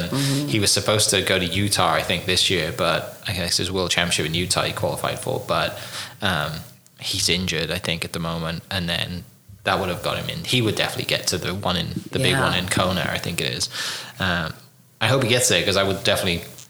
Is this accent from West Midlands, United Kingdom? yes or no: no; Wales, United Kingdom; now in Oklahoma City, United States; I'm from Wales in the UK originally.